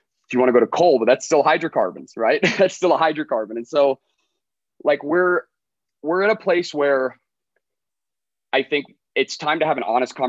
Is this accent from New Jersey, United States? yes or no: no; Colorado, United States; I'm a nobody from Colorado with a really loud dog